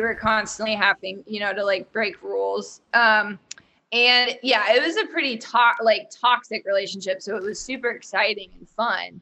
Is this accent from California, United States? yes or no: no; Dayton, Ohio, United States; also born or lived in New York; now in Cincinnati, United States; I'm from Dayton